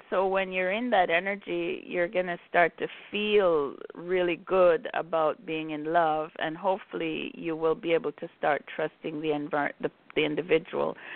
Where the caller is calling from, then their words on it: Chicago, Illinois, United States; I'm calling from Chicago.